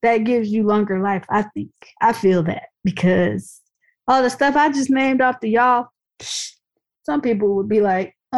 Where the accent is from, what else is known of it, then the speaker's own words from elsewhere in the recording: Dayton, Ohio, United States; my hometown, Dayton, Ohio